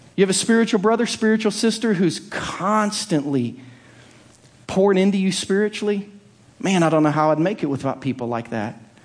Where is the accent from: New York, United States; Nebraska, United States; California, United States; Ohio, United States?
Ohio, United States; Southern; now in Lee's Summit, United States; growing up in Southern Ohio